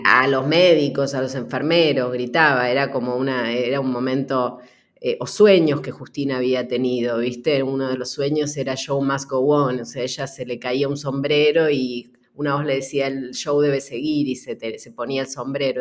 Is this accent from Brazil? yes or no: no; Buenos Aires, Argentina; estoy en la casa de mi infancia